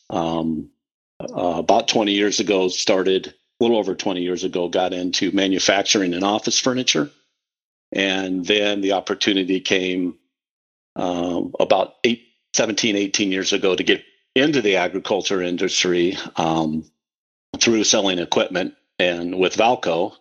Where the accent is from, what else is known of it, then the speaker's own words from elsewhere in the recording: Western Iowa, United States; first language English; now in Omaha, United States; I was raised in Western Iowa